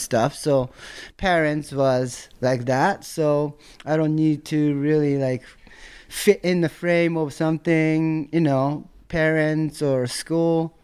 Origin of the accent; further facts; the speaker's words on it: Tokyo, Japan; English is a second language; moved away as an adult; now in United States; I grew up in Tokyo, Azabu, this neighborhood next to Roppongi.